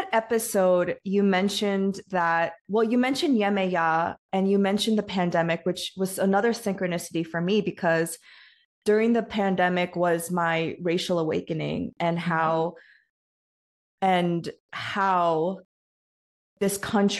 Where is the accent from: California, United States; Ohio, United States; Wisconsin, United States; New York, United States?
New York, United States; I grew up in New York.